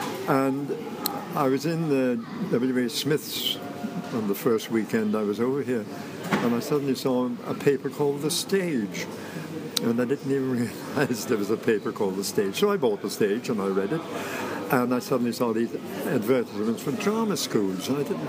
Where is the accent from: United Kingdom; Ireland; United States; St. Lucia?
Ireland; Well, I'm Irish, as you know, and my father wanted to go into the theatre.